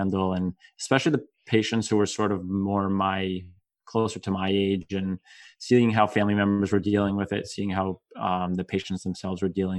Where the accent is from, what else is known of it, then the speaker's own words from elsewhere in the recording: New Jersey, United States; I was born and raised in New Jersey, true Jersey boy at heart.